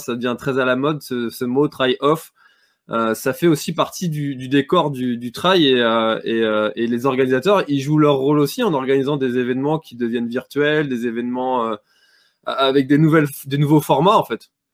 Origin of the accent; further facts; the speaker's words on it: Brittany, France; chez nous en Bretagne